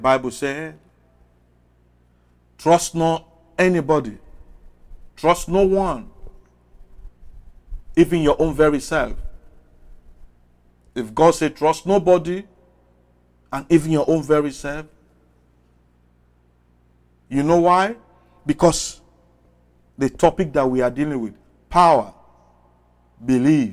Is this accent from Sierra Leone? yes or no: yes; Sierra Leone; I'm from West Africa, Sierra Leone